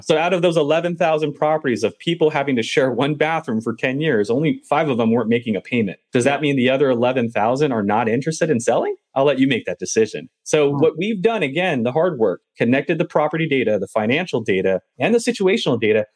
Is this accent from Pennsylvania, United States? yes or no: no; Southern California, United States; I'm from Southern California